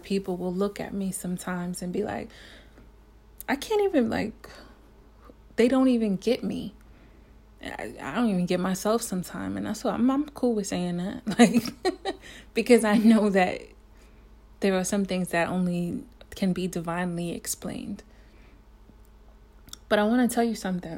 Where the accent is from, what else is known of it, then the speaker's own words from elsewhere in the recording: New York City, New York, United States; I'm a New Yorker